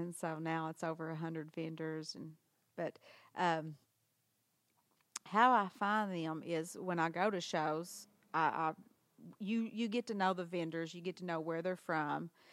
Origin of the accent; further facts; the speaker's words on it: Harrisburg, Arkansas, United States; also born or lived in Memphis; I was born in, in Memphis, but then I've lived here in Harrisburg my whole life.